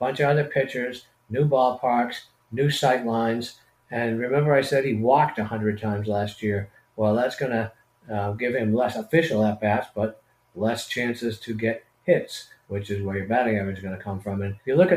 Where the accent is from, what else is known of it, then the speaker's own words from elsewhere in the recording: Boston, Massachusetts, United States; moved away; I'm from Boston originally